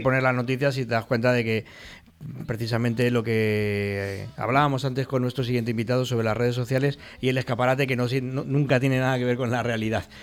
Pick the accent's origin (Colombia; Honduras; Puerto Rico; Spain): Spain; Valencian Community; el carácter que tenemos propio, los, tanto valencianos como españoles en general